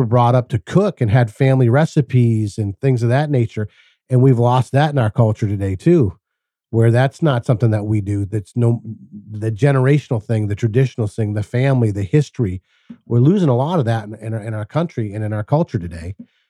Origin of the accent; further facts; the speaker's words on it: Massachusetts, United States; I grew up in Massachusetts, and like all my Portuguese friends, my fathers were all carpenters.